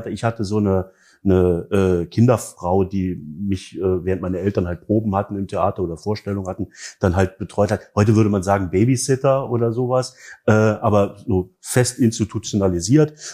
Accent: East Germany, Germany; Aber meine Kindheit in der DDR war ein Traum.

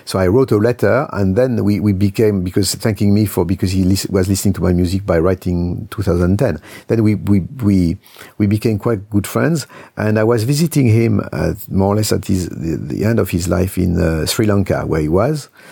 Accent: Lyon, Auvergne-Rhône-Alpes, France; my hometown, Lyon

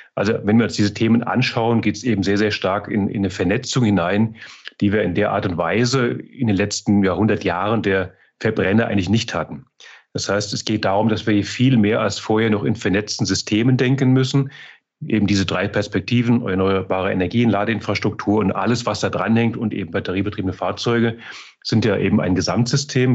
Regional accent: Mainz, Rhineland-Palatinate, Germany; moved away as an adult; also born or lived in Frankfurt region; now in Altmühltal, Germany; Ich bin ja, auch wenn ich heute im Altmühltal wohne, gebürtiger Mainzer, Mainzer Bub

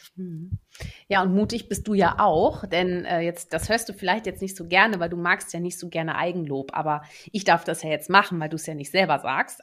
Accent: Netherlands; moved away; Ich bin ja auch gebürtige Niederländerin

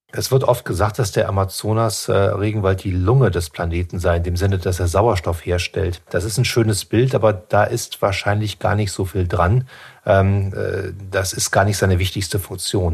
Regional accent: Germany; bei uns in Deutschland

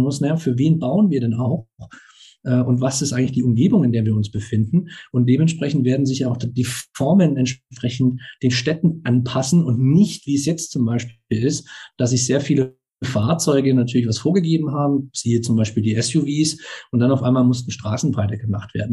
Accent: Baden-Württemberg, Germany; ich bin ja selber auch auf dem Land aufgewachsen, jetzt war Baden-Württemberg

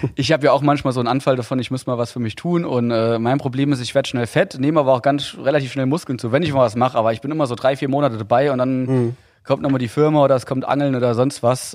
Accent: Saarland, Germany; accent: Saarländisch; als Saarländer

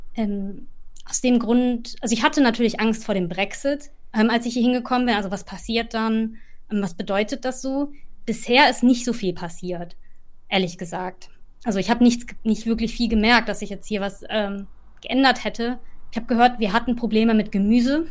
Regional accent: Ruhr area, North Rhine-Westphalia, Germany; moved away as an adult; now in London, United Kingdom; Ich komme aber auch aus dem Ruhrgebiet

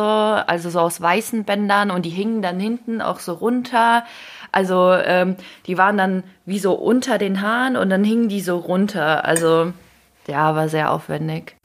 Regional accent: Ukraine; now in Germany; ich komme aus der Ukraine.

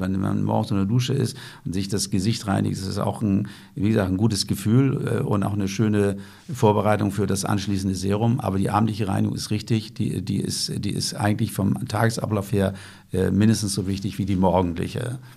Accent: Lüneburg Heath, Lower Saxony, Germany; Ich komme ja aus der Lüneburger Heide

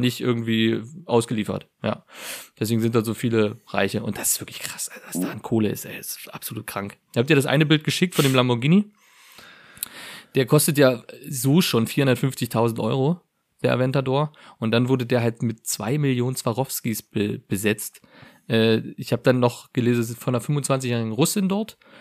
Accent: Germany; als Deutscher

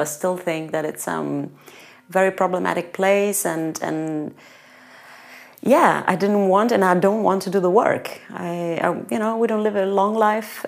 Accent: Calabria, Italy; moved away as an adult; There's actually a DOP pecorino DOP from uh, from my town, actually mm. from my hometown. There's a pecorino crotonese.

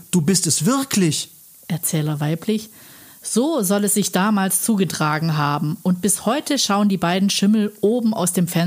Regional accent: Baden-Württemberg, Germany; Echt jetzt ein Berg mit 118 Meter willst du mir verkaufen? Ich komme aus dem Schwarzwald.

